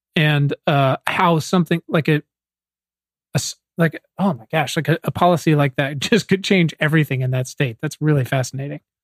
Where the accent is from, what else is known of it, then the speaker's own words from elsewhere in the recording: Virginia, United States; I think I'm from Virginia